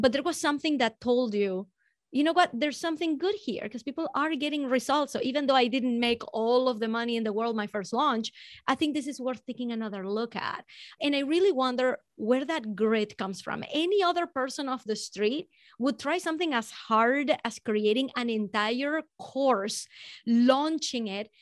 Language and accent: English; Venezuela; I'm from Venezuela